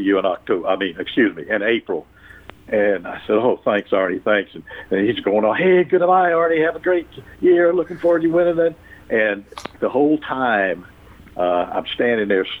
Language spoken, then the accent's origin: English; Augusta, Georgia, United States; I'm from Augusta